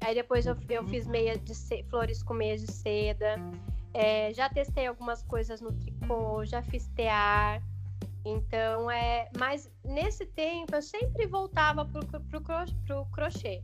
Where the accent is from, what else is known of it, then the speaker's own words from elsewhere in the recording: interior of São Paulo, Brazil; Eu sou do interior de São Paulo